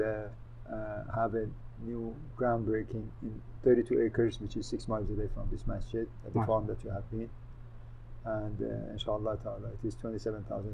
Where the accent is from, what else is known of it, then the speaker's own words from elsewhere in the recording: Iran; now in United States; I was born overseas in Iran. And of course, I came to this country about 60 years ago